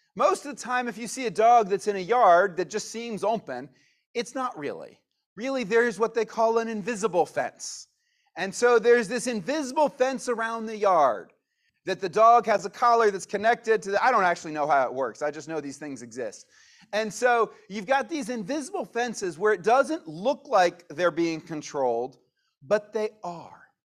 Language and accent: English; United States; we are Americans